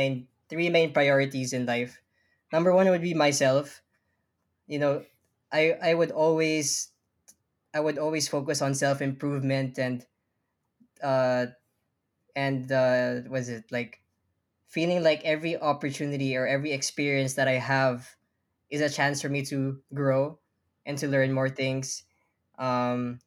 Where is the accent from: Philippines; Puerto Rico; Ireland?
Philippines; moved away as an adult; now in Long Island, United States; as a Filipino who spent 17 years of his life, I spent most of my life there.